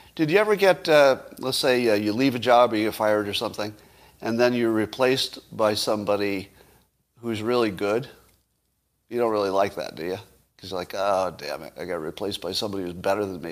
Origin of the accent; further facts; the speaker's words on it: United States; as an American